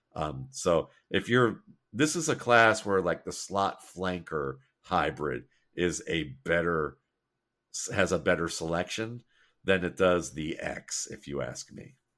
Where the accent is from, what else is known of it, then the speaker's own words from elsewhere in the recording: Mayfield Heights, Ohio, United States; growing up in Mayfield Heights, Ohio